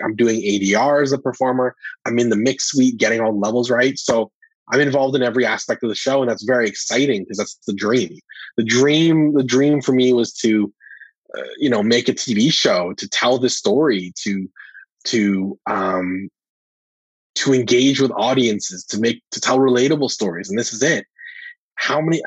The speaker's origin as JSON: {"language": "English", "town": "Calgary", "region": "Alberta", "country": "Canada", "said": "I'm from Calgary"}